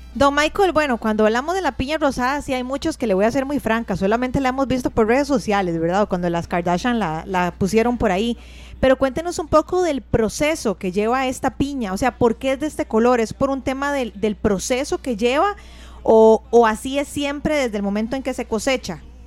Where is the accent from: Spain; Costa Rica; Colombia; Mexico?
Costa Rica; nosotros como costarricenses